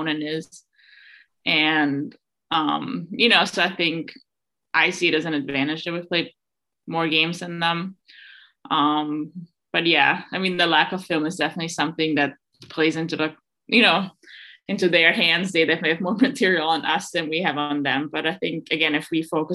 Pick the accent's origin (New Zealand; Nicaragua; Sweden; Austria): Austria; Innsbruck, Tyrol; moved away; back in Innsbruck, my hometown in Austria